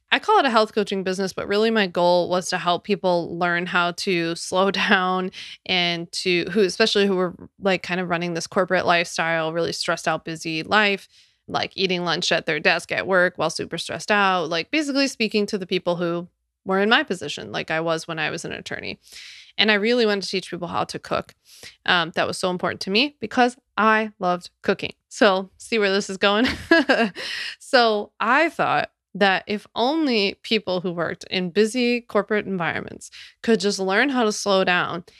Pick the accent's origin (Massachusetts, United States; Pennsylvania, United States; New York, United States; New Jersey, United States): Pennsylvania, United States; Philadelphia; my hometown of Philly.